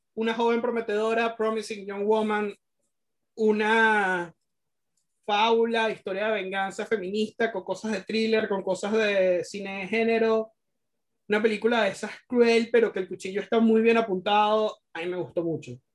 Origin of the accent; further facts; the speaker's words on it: Venezuela; porque ambos somos venezolanos